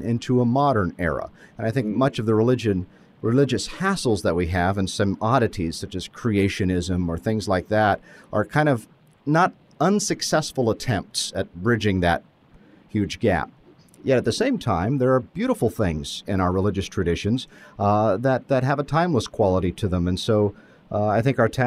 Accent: Butte, Montana, United States; moved away as an adult; also born or lived in New York State; now in Elizabethton, United States; I grew up in Montana and in the Butte and Whitehall area.

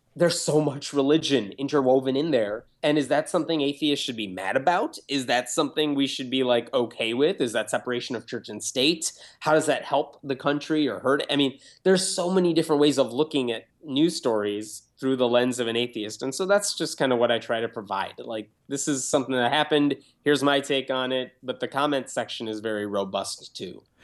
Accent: Chicago, Illinois, United States; also born or lived in Tennessee; I grew up in a suburb of Chicago, lived for a couple of years in Tennessee

